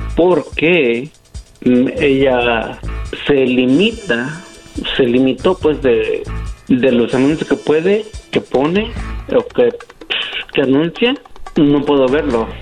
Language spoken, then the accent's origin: Spanish; Mexico; now in United States; Yo soy de México, pero estoy en Estados Unidos